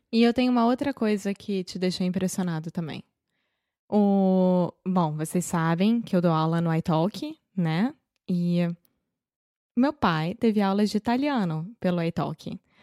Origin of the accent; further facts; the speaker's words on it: Rio de Janeiro, Brazil; accent: carioca; Eu sou brasileira, carioca do Rio de Janeiro.